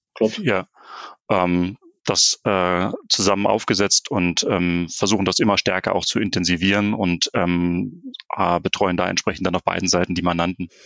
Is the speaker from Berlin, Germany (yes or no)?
yes; Berlin, Germany; moved away as an adult; now in North Rhine-Westphalia, Germany; ich bin, bin gebürtiger Berliner, das heißt also, ich komme eher von der, von der polnischen Grenze